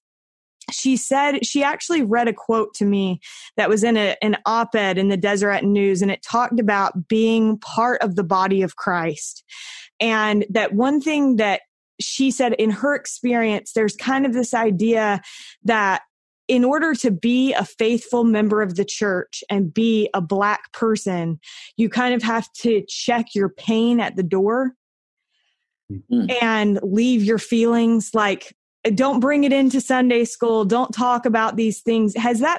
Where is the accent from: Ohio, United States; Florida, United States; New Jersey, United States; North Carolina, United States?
North Carolina, United States; moved away as an adult; now in Utah, United States; I grew up in North Carolina and I've lived in Utah for the last 10-ish years